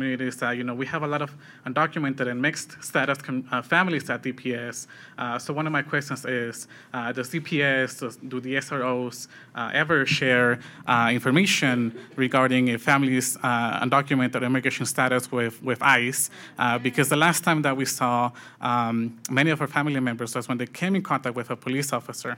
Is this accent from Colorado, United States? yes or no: yes; Denver, Colorado, United States; I grew up in the East Side. I went to Bruce Randolph Middle School and High School